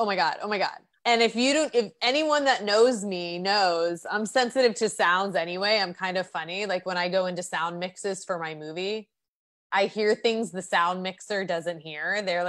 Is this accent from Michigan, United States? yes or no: yes; Michigan, United States; born there; now in Tucson, United States; No, I was born in Michigan.